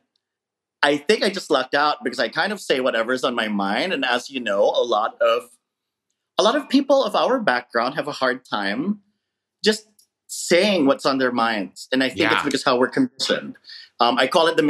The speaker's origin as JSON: {"language": "English", "country": "Philippines", "tie": "born or raised there", "moved": "yes", "lives_now": "United States", "said": "being Filipino as a child growing up in the Philippines"}